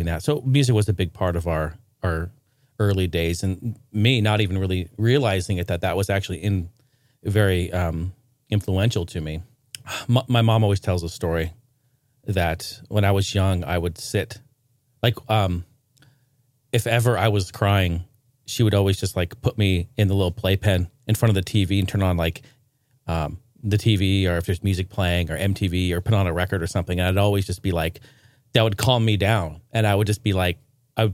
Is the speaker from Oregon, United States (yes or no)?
yes; Portland, Oregon, United States; also born or lived in Clackamas, Oregon; I grew up in Portland, Oregon